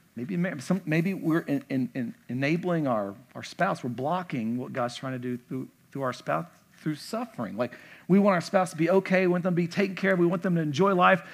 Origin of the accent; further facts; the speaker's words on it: the South, United States; moved away; I'm from the South